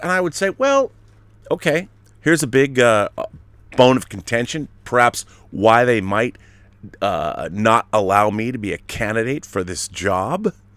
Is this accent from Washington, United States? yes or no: yes; Seattle, Washington, United States; I grew up in Seattle